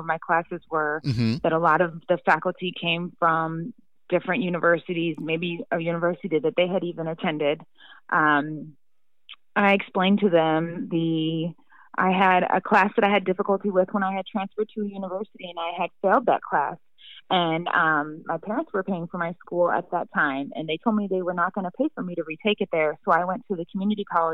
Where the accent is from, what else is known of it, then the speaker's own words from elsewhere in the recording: St. Louis, Missouri, United States; I'm from St. Louis here, people love to ask you what high school that you went to.